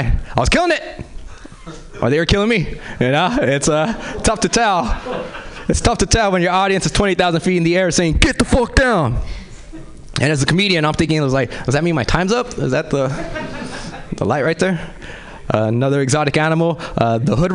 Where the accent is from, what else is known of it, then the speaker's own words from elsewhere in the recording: Los Angeles, California, United States; I grew up in South Central